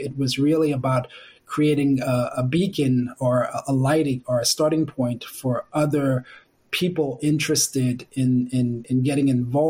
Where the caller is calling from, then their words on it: New York, United States; So I work with HAP. I'm dialing in from New York.